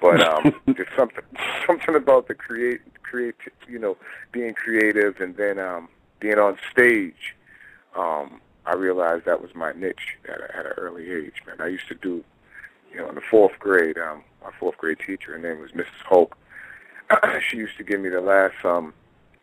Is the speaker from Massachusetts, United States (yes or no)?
yes; Boston, Massachusetts, United States; I'm from Boston, Massachusetts, Beantown